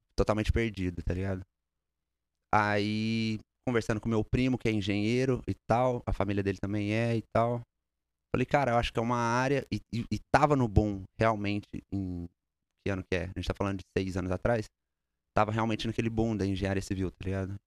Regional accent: Uberlândia, Minas Gerais, Brazil; now in United States; Sou de Uberlândia, Minas Gerais.

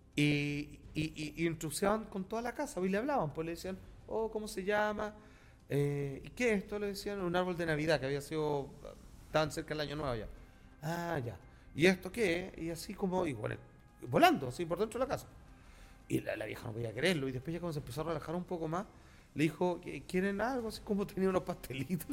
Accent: Chile; somos latinos, somos una minoría. O sea, somos chilenos

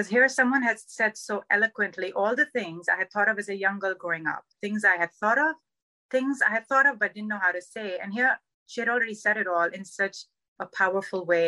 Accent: Karachi, Sindh, Pakistan; moved away as an adult; now in Southern California, United States; My whole life, I grew up in Karachi in Pakistan

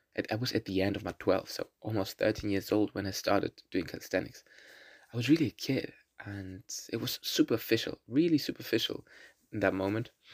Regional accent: Berlin, Germany; first language German and Russian; English is a second language; I'm from Berlin, born in Berlin and Germany, and live here since I was born here.

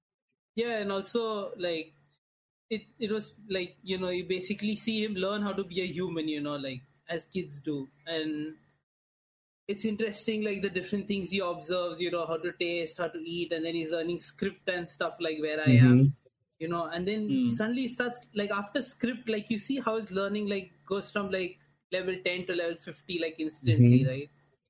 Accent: Veracruz, Mexico; No, I'm from Mexico.

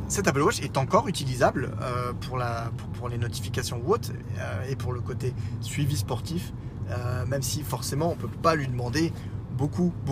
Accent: France; Oui, ah, je suis français, madame.

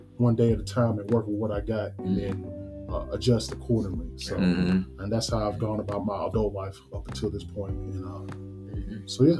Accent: Nashville, Tennessee, United States; born and raised Nashville. Born on the east side, Shelby area

